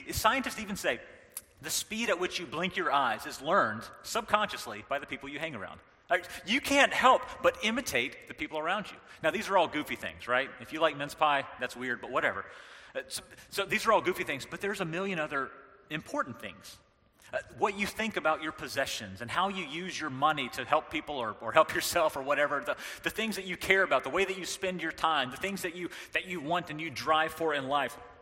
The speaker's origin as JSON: {"language": "English", "region": "North Carolina", "country": "United States", "tie": "born or raised there", "moved": "yes", "said": "I was raised in the South, I was raised in North Carolina"}